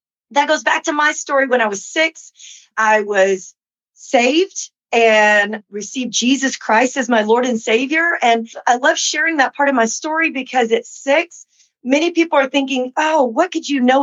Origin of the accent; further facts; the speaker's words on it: Lubbock, Texas, United States; also born or lived in New Mexico; now in Dallas, United States; I grew up in Lubbock, Texas, West Texas